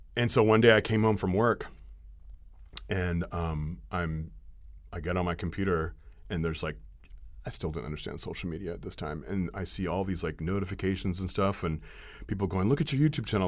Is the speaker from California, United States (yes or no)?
yes; Ukiah, California, United States; Ukiah Daily Journal, you know, my hometown